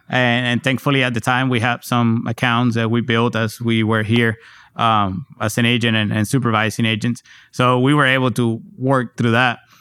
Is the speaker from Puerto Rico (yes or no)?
yes; Puerto Rico; now in San Antonio, United States; growing up in Puerto Rico at the time